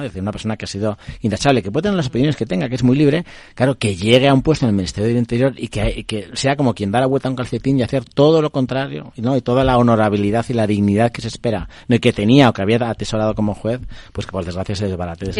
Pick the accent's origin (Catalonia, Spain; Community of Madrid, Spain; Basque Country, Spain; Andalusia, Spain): Basque Country, Spain; Bilbao; yo soy bilbaíno